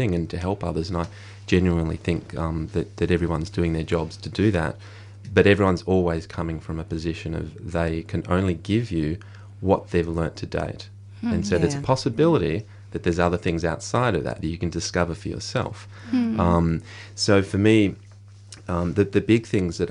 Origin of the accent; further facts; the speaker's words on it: Australia; as a male growing up in the Australian society